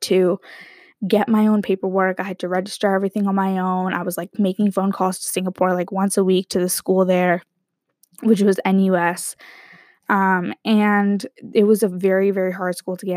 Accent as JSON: {"language": "English", "town": "San Diego", "region": "California", "country": "United States", "tie": "born or raised there", "said": "growing up in San Diego"}